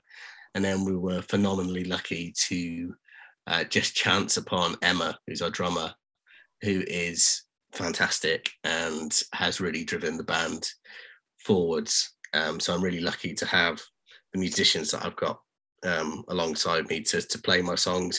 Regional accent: Cardiff, Wales, United Kingdom; now in Newcastle, United Kingdom; I'm not originally from Newcastle, so I moved up from Cardiff in Wales.

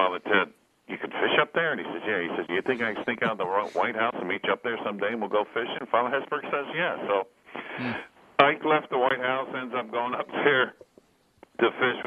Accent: Hudson Valley near West Point, New York, United States; moved away as an adult; also born or lived in Hazleton, Pennsylvania; growing up in the Hudson Valley near West Point, right across the river.

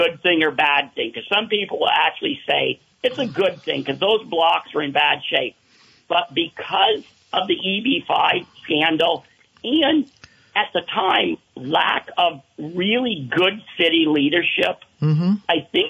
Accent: Newport, Vermont, United States; because I grew up in Newport

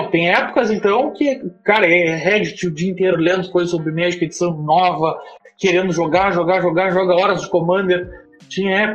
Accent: Pelotas, Rio Grande do Sul, Brazil; Cara, eu me criei em Pelotas, que é o interior do Rio Grande do Sul

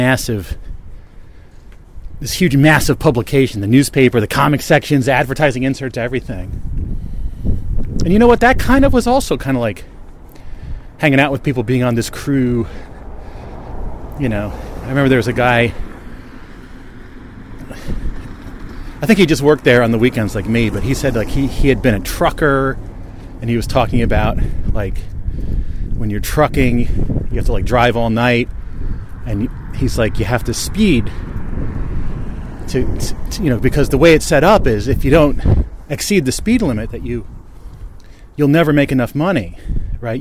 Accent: Bridgewater, New Jersey, United States; the local newspaper where I grew up in Bridgewater, New Jersey

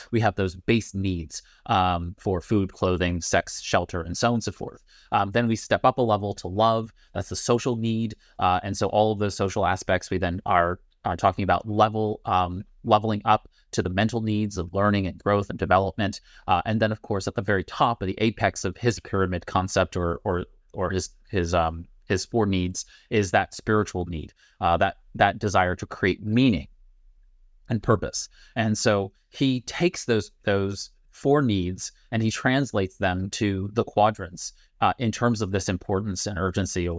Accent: New York City, New York, United States; now in Pittsburgh, United States; I'm from Brooklyn. I live in Pittsburgh.

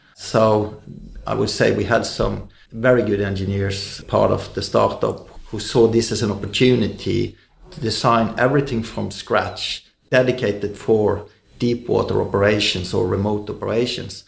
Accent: Bergen, Vestland, Norway; growing up in, in Bergen, Norway

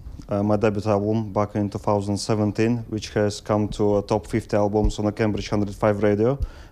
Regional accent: Russia; English is a second language; now in Wisbech, United Kingdom; I'm Russian.

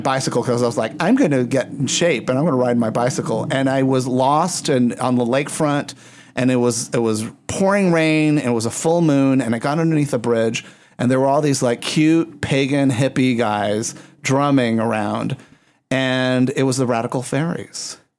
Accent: Puerto Rico; also born or lived in Texas; now in Chicago, United States; that's part of the reason I live in Chicago. I came from Puerto Rico to Texas, went from Texas to Chicago.

